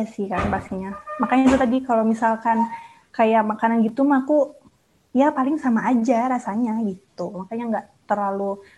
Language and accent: Indonesian; Bogor, West Java, Indonesia; born there; karena kan aku juga lahirnya di Bogor kan